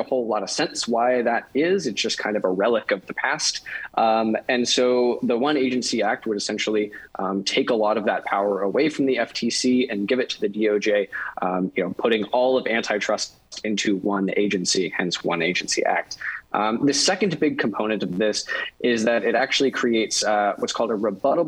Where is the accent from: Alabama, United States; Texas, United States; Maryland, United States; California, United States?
Texas, United States; West; now in Washington, D.C., United States; I'm a kid born and raised in West Texas and came out to Washington, D.C.